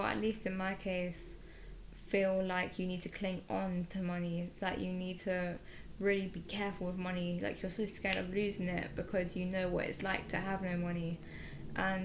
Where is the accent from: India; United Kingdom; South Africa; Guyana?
United Kingdom; London; I was born in London, and I grew up in London.